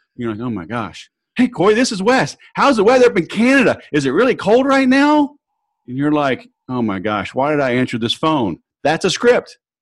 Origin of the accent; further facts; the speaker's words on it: the South, United States; now in Southern California, United States; I'm from the South